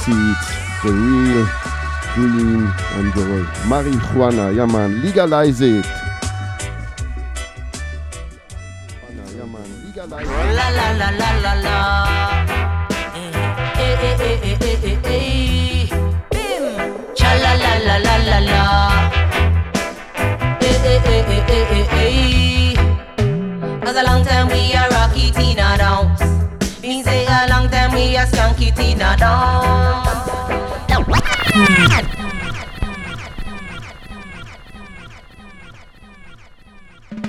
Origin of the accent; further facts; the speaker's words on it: near Pfullendorf, Baden-Württemberg, Germany; English is a second language; Keep It Real Festival in Pfullendorf, Pull It Up Village, nearby my hometown